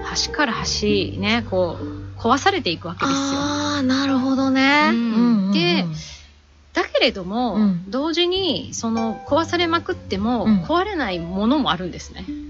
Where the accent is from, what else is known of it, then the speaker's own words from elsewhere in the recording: Oyama, Tochigi, Japan; also born or lived in United States; 私は、はい、あのー、小山でね生まれ育った